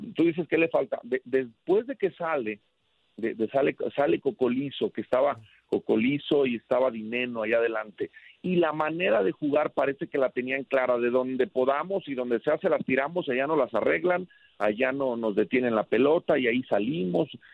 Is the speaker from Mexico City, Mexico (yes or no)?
no; León, Guanajuato, Mexico; el cariño que tengo por León, por mi tierra